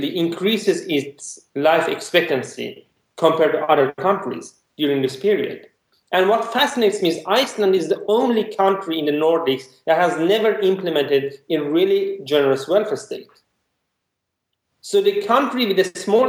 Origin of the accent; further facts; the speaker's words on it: Iran; I'm from Iran